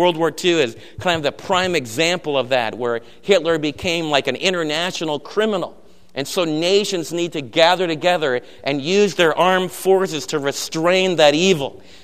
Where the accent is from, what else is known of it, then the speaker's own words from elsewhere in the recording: United States; I'm an American